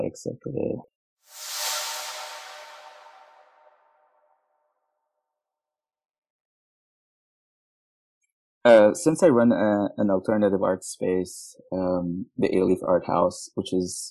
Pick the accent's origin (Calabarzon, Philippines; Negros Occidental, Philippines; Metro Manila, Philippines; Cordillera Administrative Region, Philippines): Metro Manila, Philippines; Manila; now in Houston, United States; I was born and raised in Manila, Philippines, and I moved to Houston, Texas in 2004